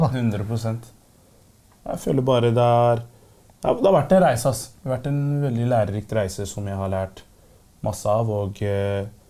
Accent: Oslo, Norway; jeg er fra Groruddalen

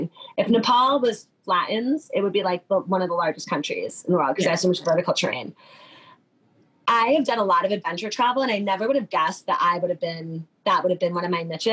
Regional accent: New Jersey, United States; I'm from New Jersey

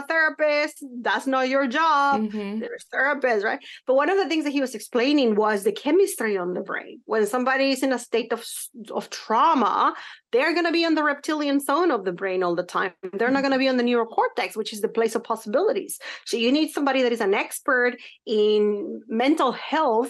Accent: Mexico; now in United States; when I was growing up in Mexico

